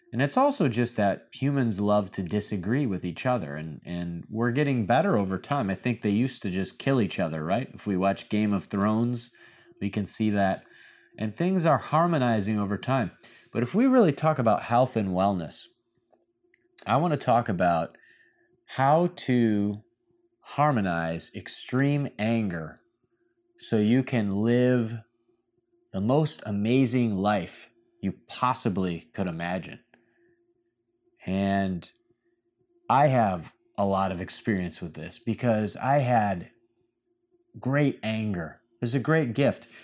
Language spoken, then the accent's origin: English; Michigan, United States; now in Miami, United States; My home state of Michigan